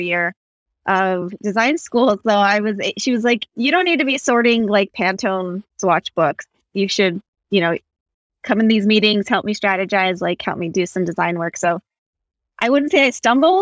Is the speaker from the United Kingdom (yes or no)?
no; Santa Fe, New Mexico, United States; I grew up around Santa Fe